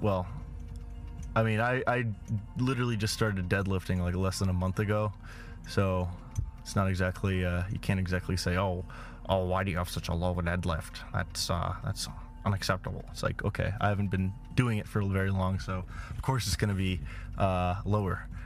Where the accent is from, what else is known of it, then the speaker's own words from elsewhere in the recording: Los Angeles, California, United States; I was raised in Los Angeles.